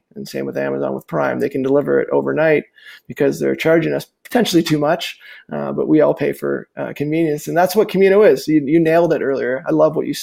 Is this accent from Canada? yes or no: yes; Calgary, Alberta, Canada; my hometown where I'm sitting today